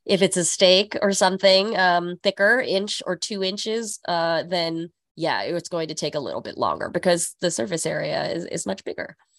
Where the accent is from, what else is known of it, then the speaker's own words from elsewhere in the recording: California, United States; now in New York City, United States; growing up in California